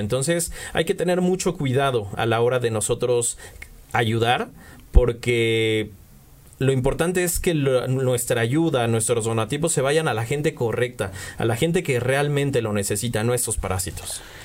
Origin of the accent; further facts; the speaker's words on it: Mexico; Nos unió como pueblo mexicano